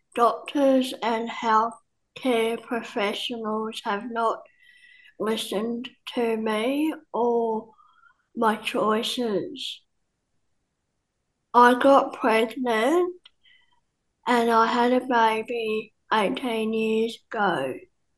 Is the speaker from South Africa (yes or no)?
yes; South Africa; now in Australia; I am a South African